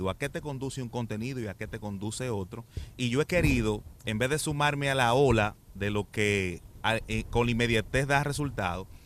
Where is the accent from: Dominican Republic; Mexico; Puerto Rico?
Dominican Republic; exacto algunos cuentos además somos dominicanos